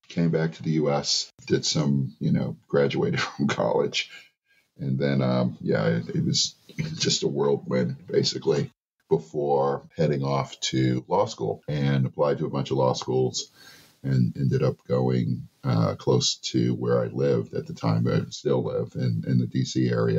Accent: Massachusetts, United States; So they moved up north. So I grew up in Massachusetts, went to a bunch of really great schools. Boston Latin Academy

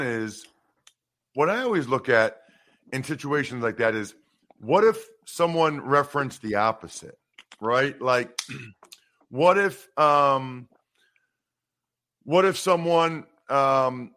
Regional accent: Wyomissing, Pennsylvania, United States; I grew up in Wyomissing, Pennsylvania. It's a small town outside of Reading

